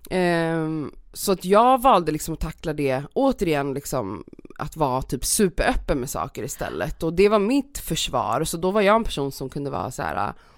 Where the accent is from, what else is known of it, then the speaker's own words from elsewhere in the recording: Stockholm, Stockholm County, Sweden; jag är uppväxt i Stockholm